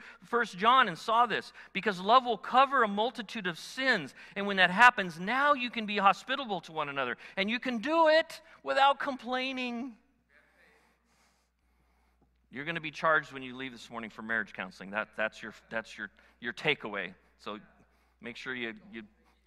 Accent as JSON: {"language": "English", "country": "United States", "said": "I'm an American"}